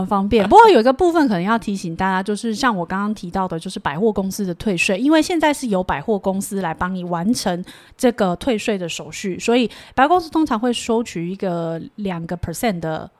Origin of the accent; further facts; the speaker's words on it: Taiwan; 然后就是说啊你是台湾来的